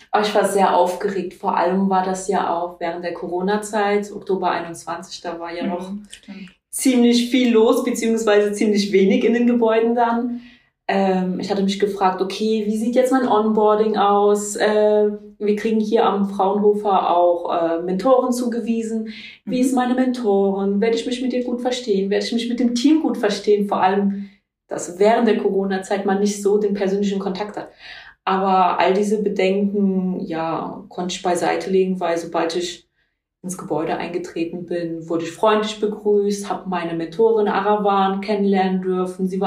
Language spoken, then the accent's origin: German; Kaiserslautern, Rhineland-Palatinate, Germany; Ich bin ja hier in Kaiserslautern geboren, aufgewachsen, habe hier auch die Schule absolviert